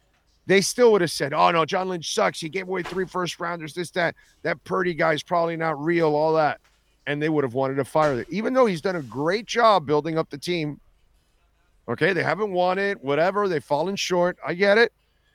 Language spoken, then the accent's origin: English; Canada; But hey, I'm Canadian.